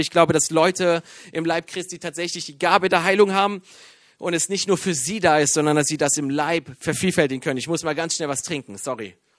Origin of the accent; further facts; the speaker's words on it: Iran; now in Germany; bin Iraner